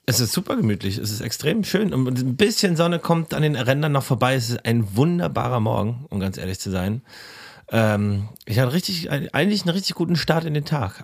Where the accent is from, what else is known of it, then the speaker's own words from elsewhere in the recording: Berlin, Germany; der Tierpark ist in der Kartors, wo ich aufgewachsen bin